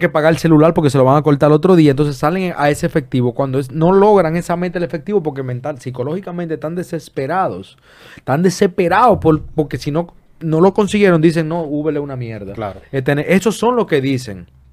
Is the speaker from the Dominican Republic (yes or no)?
yes; Dominican Republic; aquí en este país, en mi país, que amo y adoro